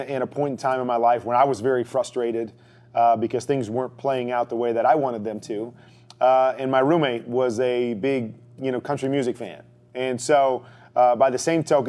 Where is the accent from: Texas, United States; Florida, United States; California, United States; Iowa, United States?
Iowa, United States; I grew up in Iowa. I'm a Midwest kid, you know, small little town